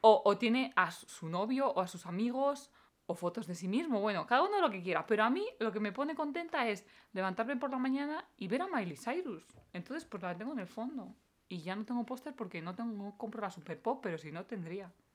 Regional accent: Valera de Abajo, Castilla-La Mancha, Spain; En mi pueblo, en Valera de Abajo

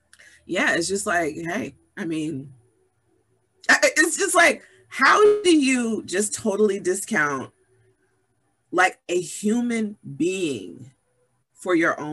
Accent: Summit, New Jersey, United States; I grew up in Summit, New Jersey

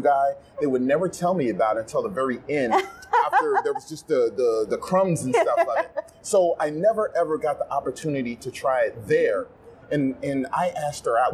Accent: the South, United States; I'm from the South

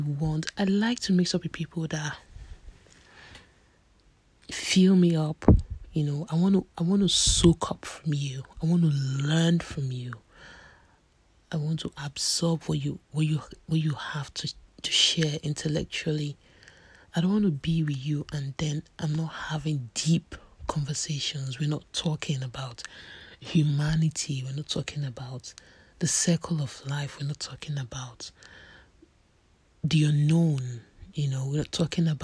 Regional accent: Nigeria; I'm a Nigerian

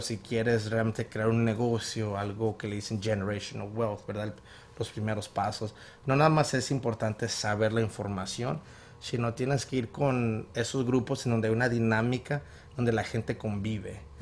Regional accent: Chandler, Gilbert, Mesa, Arizona, United States; also born or lived in Guadalajara, Jalisco, Mexico; Crecí en el lado de Chandler, Gilbert Mesa

